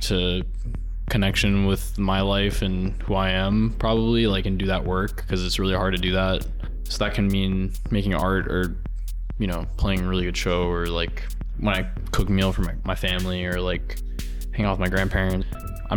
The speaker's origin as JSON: {"language": "English", "town": "Tarrytown", "region": "New York", "country": "United States", "said": "I'm from Tarrytown, Sleepy Hollow"}